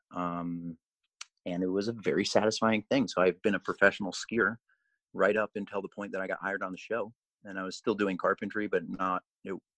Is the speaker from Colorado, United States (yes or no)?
yes; Colorado, United States; I grew up in Colorado.